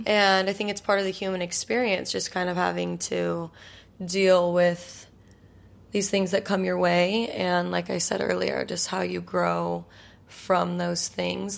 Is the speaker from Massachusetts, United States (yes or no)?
no; Utah, United States; now in New York, United States; I'm from Utah